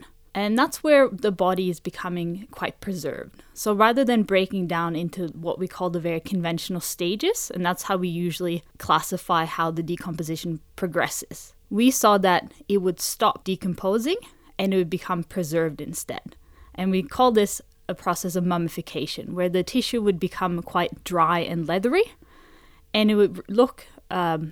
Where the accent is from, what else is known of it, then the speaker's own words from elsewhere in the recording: Norway; now in Sydney, Australia; I'm originally from Norway